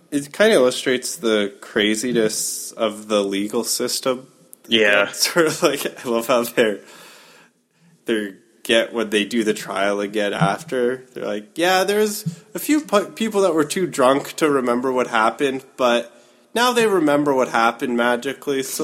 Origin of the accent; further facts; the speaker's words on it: Staten Island, New York, United States; Growing up on Staten Island, Barbara and I had often heard the legend of Cropsey.